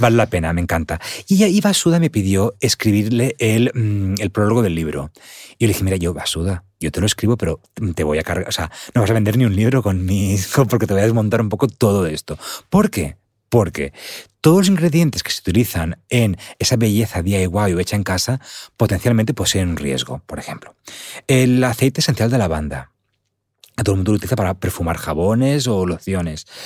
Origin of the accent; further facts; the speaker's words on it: Alicante, Valencian Community, Spain; estuve recientemente en un taller que organizaron en mi pueblo, Andar, en Alicante